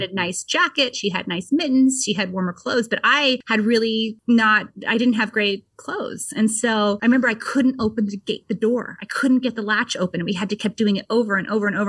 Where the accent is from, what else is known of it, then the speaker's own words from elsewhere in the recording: Vermont, United States; I grew up in Vermont and pretty in a pretty rural area